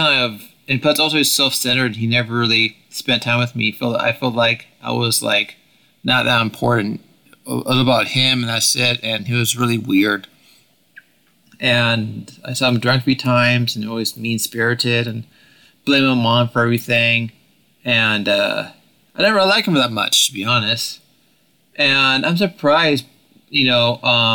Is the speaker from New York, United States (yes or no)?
no; Oregon, United States; I grew up in Oregon